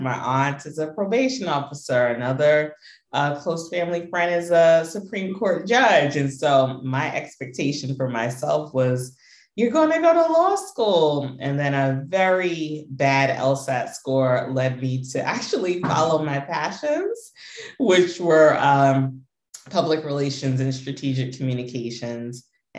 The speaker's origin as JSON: {"language": "English", "region": "New York", "country": "United States", "said": "Americans, New Yorkers for many generations. I could go back to my great grandparents, at least being born and raised in New York."}